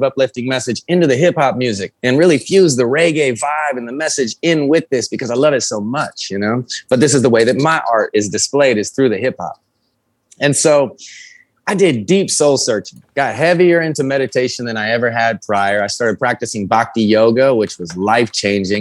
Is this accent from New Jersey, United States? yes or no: no; North Las Vegas, Nevada, United States; I grew up in North Las Vegas